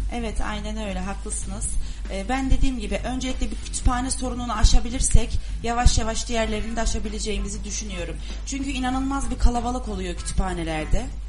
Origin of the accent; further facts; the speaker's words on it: Turkey; iyi ki de Türkiye'de doğmuşum, Türkiye'de yaşıyorum.